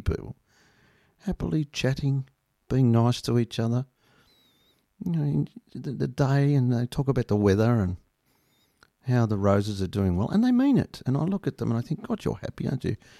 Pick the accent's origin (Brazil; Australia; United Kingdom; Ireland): Australia; being Australian